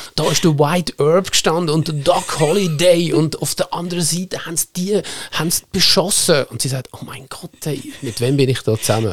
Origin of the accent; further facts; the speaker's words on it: Nunwil, Lucerne, Switzerland; ich bin wirklich auf einem Bauernhof aufgewachsen in Nunwil oder wie wir Luzerner sagen, Nummu. Das ist am Südende vom Baldeckersee im wunderschönen Seetal